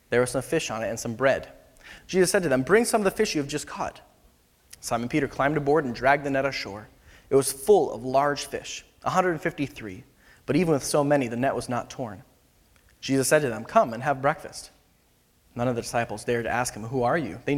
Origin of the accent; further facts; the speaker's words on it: Philippines; moved away as an adult; now in California, United States; So I grew up in the Philippines uh, from the time I was about two years old till pretty much exclusively, except for a couple, you know, a year here, here and there, um, until about I graduated from high school, and then I came back here to California